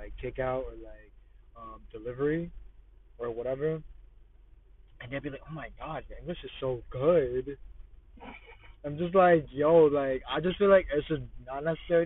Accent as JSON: {"language": "English", "region": "New Jersey", "country": "United States", "also_born_or_lived": "Australia", "said": "I'm from Jersey."}